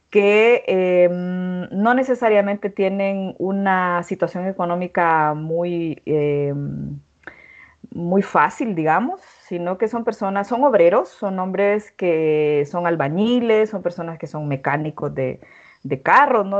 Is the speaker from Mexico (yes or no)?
no; Honduras; en una cultura como la, como la mía, como la hondureña